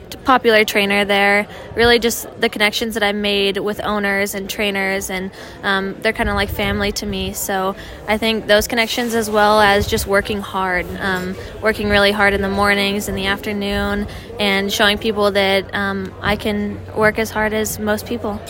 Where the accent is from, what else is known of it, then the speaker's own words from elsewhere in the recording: Southern California, United States; growing up in Southern California